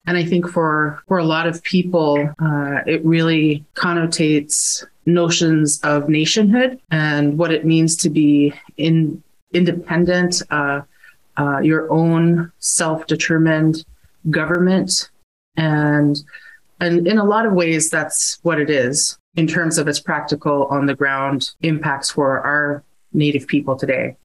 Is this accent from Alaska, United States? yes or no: yes; Alaska village, United States; I was born and raised in my village of Tikhwan